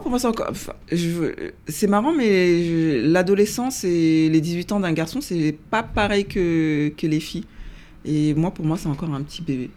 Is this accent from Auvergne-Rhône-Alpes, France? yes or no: no; Seine-Saint-Denis, Île-de-France, France; also born or lived in Paris; je suis née un 24 septembre 1977 à Paris. Euh, à l'origine, on habitait à Paris dans le 19e, et puis après, on a déménagé en banlieue parisienne, dans le 93. Euh, où euh, j'ai grandi